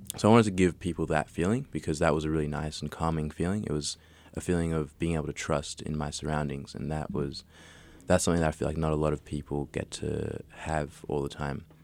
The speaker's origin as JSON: {"language": "English", "country": "Australia", "tie": "born or raised there", "said": "I was raised in Australia"}